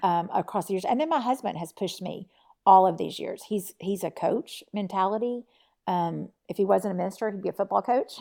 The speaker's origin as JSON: {"language": "English", "region": "Tennessee", "country": "United States", "said": "So right now I live in East Tennessee, and I'm from Tennessee."}